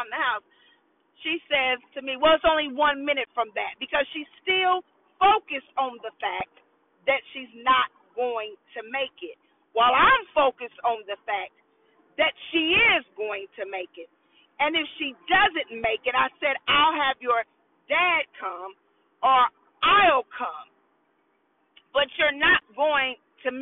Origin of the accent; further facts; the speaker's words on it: Indianapolis, Indiana, United States; I'm born and raised in Indianapolis